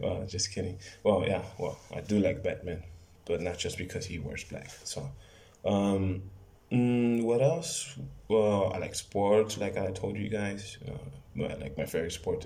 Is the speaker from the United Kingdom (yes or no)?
no; Mexicali, Baja California, Mexico; I'm from Mexicali, California. And I live in, in right here in Mexicali, in Mexico